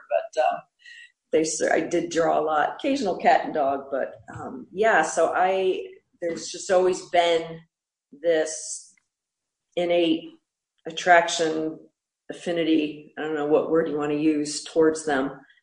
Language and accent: English; Pennsylvania, United States; I grew up in Pennsylvania where it's hilly and woods.